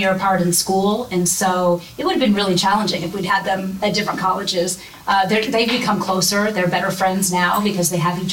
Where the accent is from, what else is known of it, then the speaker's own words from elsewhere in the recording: near Muncie, Indiana, United States; also born or lived in Grand Rapids, Michigan / Fort Wayne, Indiana; And I grew up in Indiana. I grew up, you know, 10 minutes outside of Muncie, and this was home.